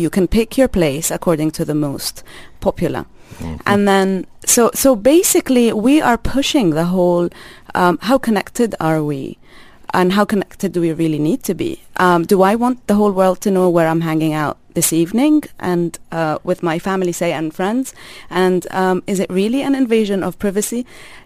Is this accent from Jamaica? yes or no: no; Jordan; now in UAE; I'm Palestinian. I grew up in Jordan